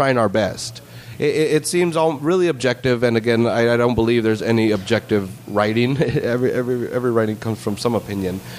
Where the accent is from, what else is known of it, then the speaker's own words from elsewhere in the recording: Salinas, California, United States; I'm born and raised in Salinas